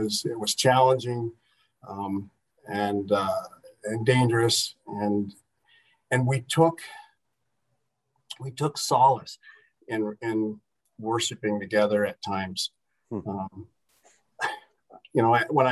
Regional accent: Houghton, United States; I grew up in Houghton here

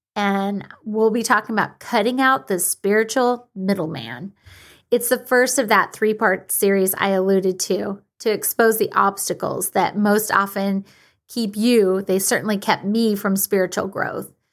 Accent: Washington, United States; my home state of Washington

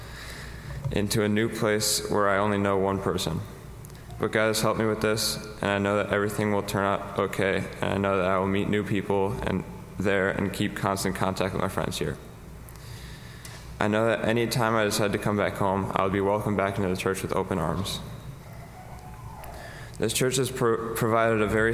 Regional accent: St. Charles, Illinois, United States; also born or lived in Glen Ellyn, Illinois; I've been a member of this church since my family moved from Glen Ellyn to St. Charles in 2008

